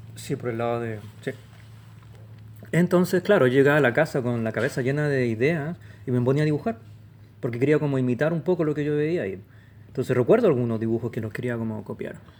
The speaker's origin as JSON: {"language": "Spanish", "town": "Santiago", "region": "Santiago Metropolitan Region", "country": "Chile", "tie": "born or raised there", "moved": "as an adult", "lives_now": "Los Angeles, United States", "said": "Nací acá en Santiago, el 73"}